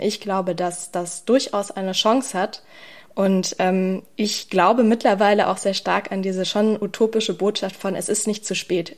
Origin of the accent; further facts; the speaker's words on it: Berlin, Germany; als Berlinerin